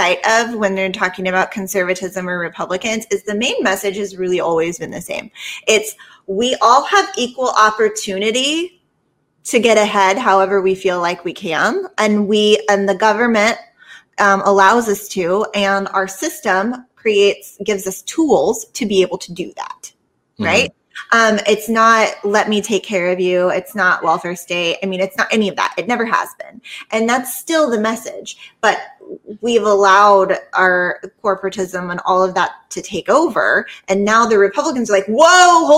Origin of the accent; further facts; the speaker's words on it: Palos Verdes, California, United States; I'm from Palos Verdes. It's a pretty like expensive part of LA County